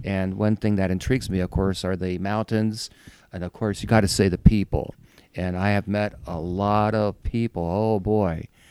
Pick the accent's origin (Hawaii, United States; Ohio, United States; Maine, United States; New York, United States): Ohio, United States; moved away as an adult; also born or lived in Chicago; I grew up in Ohio